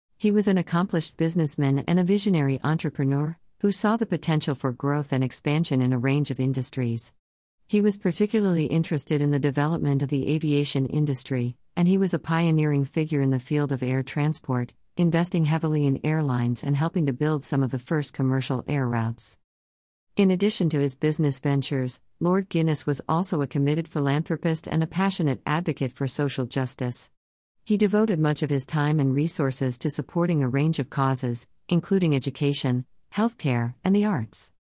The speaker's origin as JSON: {"language": "English", "region": "London", "country": "United Kingdom", "tie": "born or raised there", "said": "I did not grow up in privilege and wealth, I grew up in South London."}